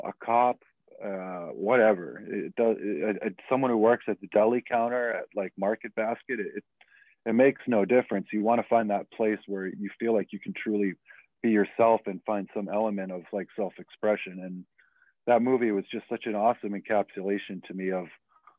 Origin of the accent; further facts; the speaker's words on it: Boxford, Massachusetts, United States; also born or lived in Denver, Colorado; I grew up in Boxford for kindergarten through 8th grade